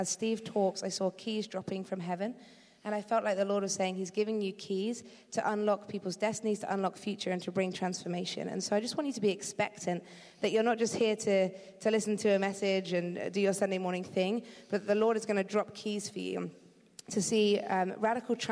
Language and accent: English; Eastbourne, South East England, United Kingdom; now in California, United States; I do live in California right now, but originally I'm from Eastbourne, so not too far from here.